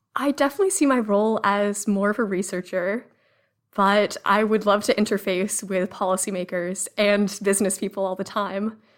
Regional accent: Cambridge, Massachusetts, United States; I grew up in Cambridge, Massachusetts

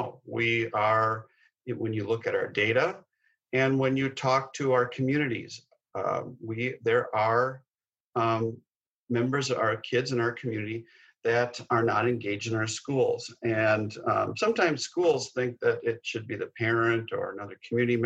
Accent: Minneapolis, Minnesota, United States; I grew up in North Minneapolis and a product of Patrick Henry High School

